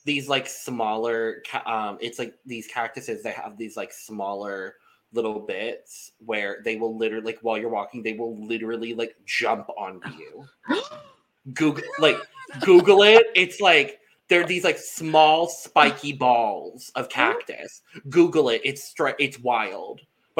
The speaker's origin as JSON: {"language": "English", "region": "Arizona", "country": "United States", "said": "I'm from Arizona."}